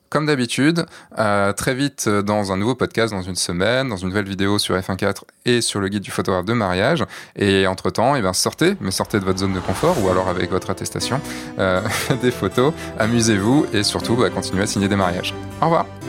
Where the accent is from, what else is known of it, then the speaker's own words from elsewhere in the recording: Brittany, France; moi, je suis breton, quand même